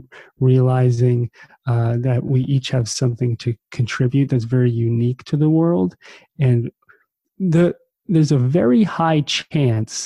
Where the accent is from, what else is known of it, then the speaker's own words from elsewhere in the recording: New Jersey, United States; growing up in New Jersey on the East Coast, kind of in the shadow of Manhattan.